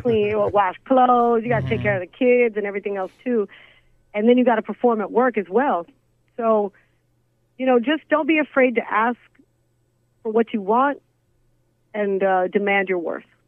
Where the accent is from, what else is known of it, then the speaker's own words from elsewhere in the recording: Big Spring, Texas, United States; now in Phoenix, United States; I grew up in Big Spring, Texas, which is a small, tiny, I mean, town